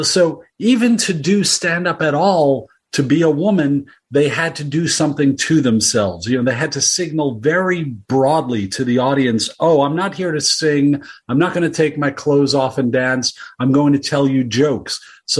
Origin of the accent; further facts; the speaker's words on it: New York, United States; now in Portland, United States; I grew up in New York. I live now in Portland, Oregon. I've always lived on the coasts.